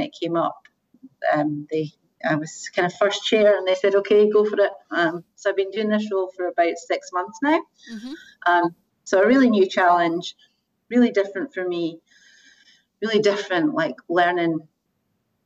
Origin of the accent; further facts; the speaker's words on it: Scotland, United Kingdom; moved away as an adult; also born or lived in Asia; originally from Scotland